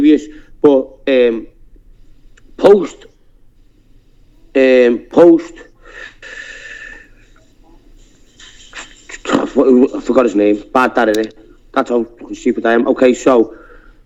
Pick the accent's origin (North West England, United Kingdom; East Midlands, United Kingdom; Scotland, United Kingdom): North West England, United Kingdom; Liverpool; accent: Scouse; I'm a Scouser. I've always lived here